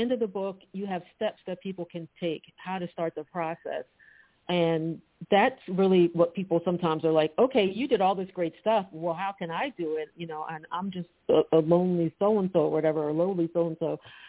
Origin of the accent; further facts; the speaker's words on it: Philadelphia, Pennsylvania, United States; Philadelphia, my hometown.